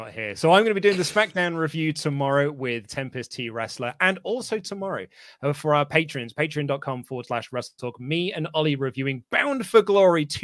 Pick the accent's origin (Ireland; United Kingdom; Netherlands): United Kingdom; as a Brit across the waves